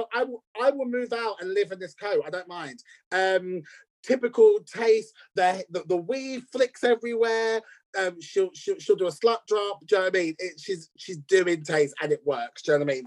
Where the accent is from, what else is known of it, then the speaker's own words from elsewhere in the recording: United States; as an American